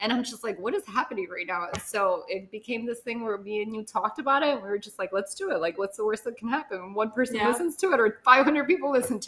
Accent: Miami, Florida, United States; also born or lived in Honduras; Okay, so I was born in Honduras, but I actually came to the States at 6 months old. So I am technically a like Miamian all my life. Never felt like I fit in Miami

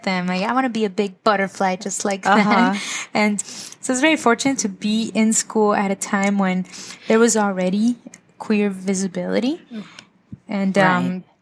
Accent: Lynwood, California, United States; also born or lived in Zacapu, Michoacán, Mexico; Grew up in Linwood, went to Linwood High School

